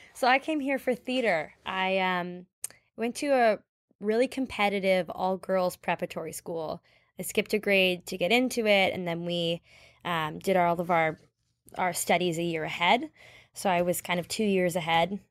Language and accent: English; Toronto, Ontario, Canada; I'm from Canada. Um, I was born and raised in Toronto.